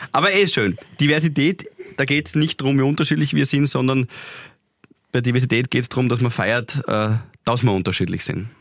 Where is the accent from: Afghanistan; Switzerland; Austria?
Austria; Graz, Styria; für uns Grazer